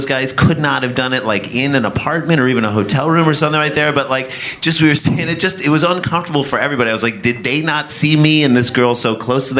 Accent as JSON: {"language": "English", "town": "St. Louis", "region": "Missouri", "country": "United States", "tie": "born or raised there", "also_born_or_lived": "New York City", "moved": "yes", "said": "we grew up in St. Louis."}